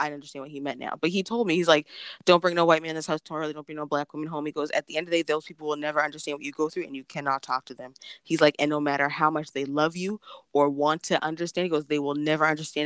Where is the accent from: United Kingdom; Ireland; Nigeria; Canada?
Canada; just Canada